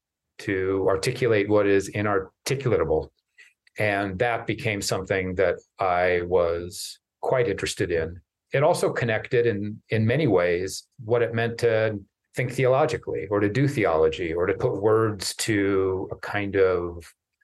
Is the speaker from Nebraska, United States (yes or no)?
yes; Lincoln, Nebraska, United States; moved away; I grew up in Lincoln, Nebraska